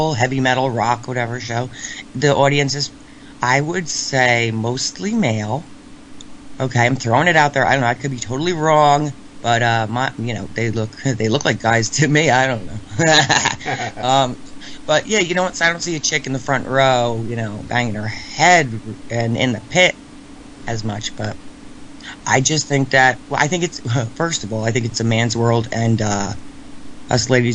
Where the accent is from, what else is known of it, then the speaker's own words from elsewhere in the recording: New Jersey, United States; I'm from New Jersey, my friend. Yes, about 30 minutes west of New York City